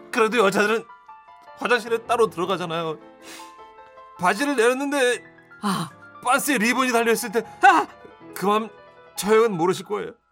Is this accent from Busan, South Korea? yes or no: no; Gangwon, South Korea; 저도 강원도 총구석에서 살아서 쥐들이 얼마나 큰지